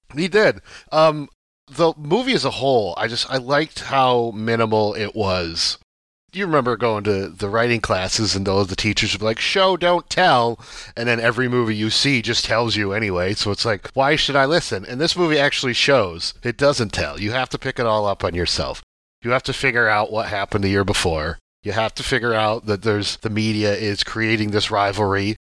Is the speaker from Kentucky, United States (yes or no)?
no; Watkins Glen, New York, United States; I'm from Watkins Glen, New York